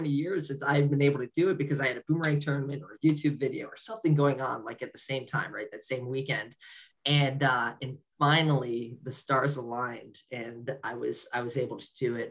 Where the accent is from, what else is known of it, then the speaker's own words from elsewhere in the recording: Ohio, United States; Everybody was in Ohio, and it's my home state